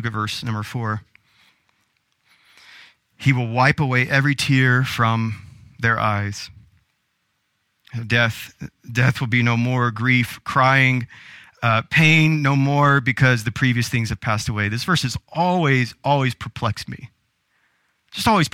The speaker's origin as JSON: {"language": "English", "area": "the South", "region": "Southern United States", "country": "United States", "tie": "born or raised there", "said": "Growing up in Southern culture and Southern church"}